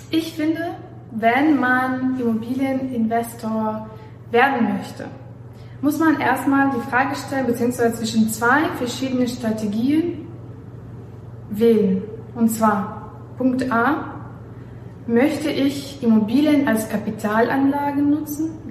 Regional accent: Belarus; German is a second language; moved away as an adult; also born or lived in Warsaw, Poland; now in Germany; was ich äh, noch sagen möchte, dass ich aus Weißrussland herkomme. Also ich bin in Weißrussland aufgewachsen, dann habe ich äh, Bachelor und Master in Warschau gemacht

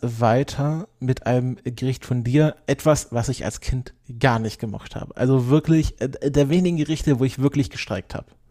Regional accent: Southern Germany, Germany; Süd Süddeutschland, wo ich herkomme

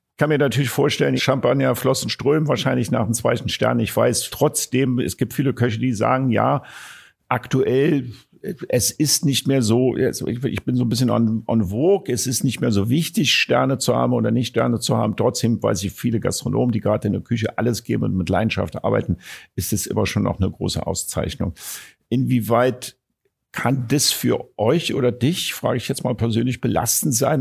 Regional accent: Berlin, Germany; Ich, ich bin geborener Berliner

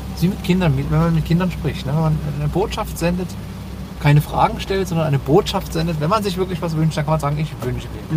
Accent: Dresden, Saxony, Germany; eine Fußballmannschaft äh, aus meiner Heimatstadt

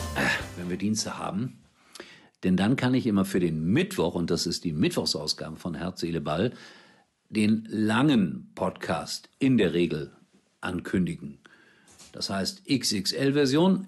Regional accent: Gelsenkirchen, North Rhine-Westphalia, Germany; in meiner Heimat auf Schalke

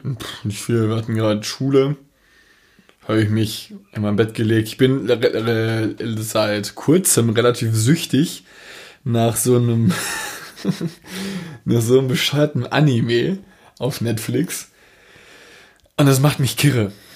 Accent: Dortmund, North Rhine-Westphalia, Germany; Ich als Dortmunder

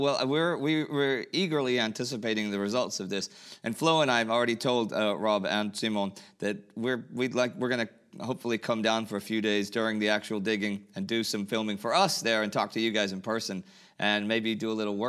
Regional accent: Texas, United States; I grew up in Texas

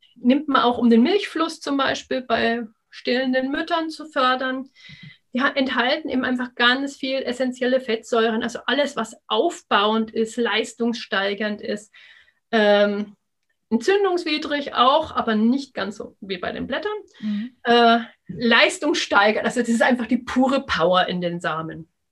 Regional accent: Upper Palatinate, Bavaria, Germany; bei uns in der Oberpfalz

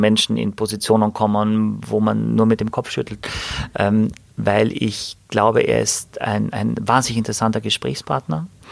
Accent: Wörthersee, Carinthia, Austria; now in Hamburg, Germany; irgendwo am Wörthersee, da wo ich herkomme, wo ich geboren bin

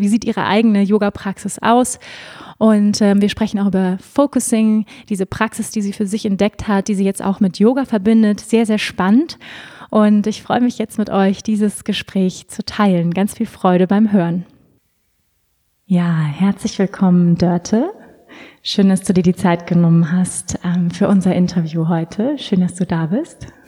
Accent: Schleswig-Holstein, Germany; now in near Munich, Germany; Ich bin ja auch in Schleswig-Holstein groß geworden.

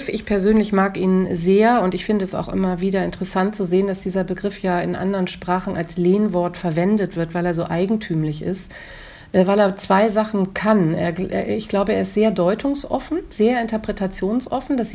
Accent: Hamburg, Germany; Hamburg. Äh, wo meine Eltern leben, wo meine Vorfahren auf den äh, Friedhöfen äh, liegen, das ist meine Heimat.

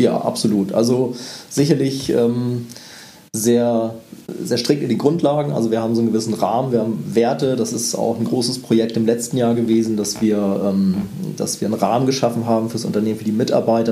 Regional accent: Northern Germany, Germany; ich bin ja Norddeutscher

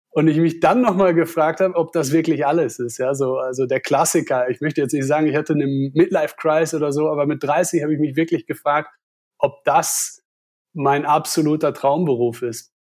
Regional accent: Wesel, North Rhine-Westphalia, Germany; ich komme aus Nordrhein-Westfalen, aus einer kleinen Stadt namens Wesel. Dort bin ich aufgewachsen

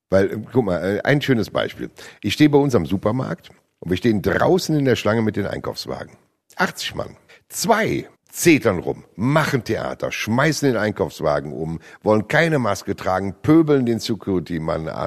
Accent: Rhineland, Germany; Als Rheinländer

